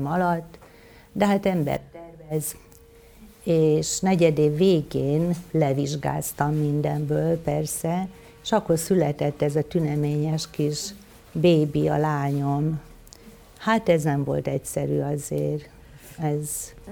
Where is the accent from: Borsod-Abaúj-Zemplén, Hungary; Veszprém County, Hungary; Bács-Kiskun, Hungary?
Veszprém County, Hungary; Somlóvásárhely; moved away as an adult; also born or lived in Budapest; now in Solymár, Hungary; Somló vásárhely, ott születtem, és ott éltem gyakorlatilag 18 éves koromig.